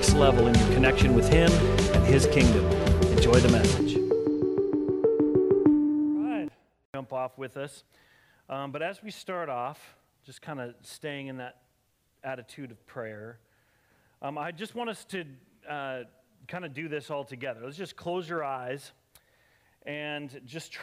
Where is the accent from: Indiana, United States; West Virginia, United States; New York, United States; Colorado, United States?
Colorado, United States; I grew up in Colorado, and I used to spend my summers hiking way back in the mountains with my friends in high school.